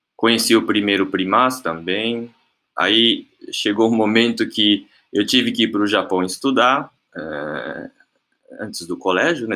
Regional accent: Brazil; moved away as an adult; also born or lived in Japan; eu nasci aqui em Baltimore, aqui no Brasil, né? E desde criança sempre vivi aqui no Dendote, aqui na sede.

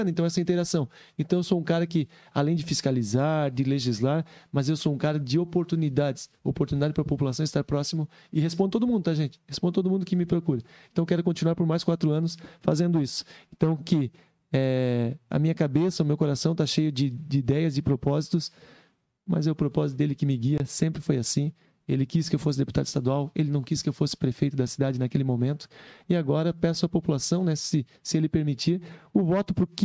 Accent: Joinville, Santa Catarina, Brazil; porque eu sou de Joinville sou bairrista, defendo essa cidade

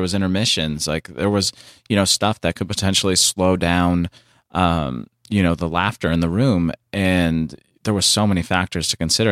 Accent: San Diego, California, United States; moved away as an adult; now in Los Angeles, United States; I came up here from San Diego at twenty-one

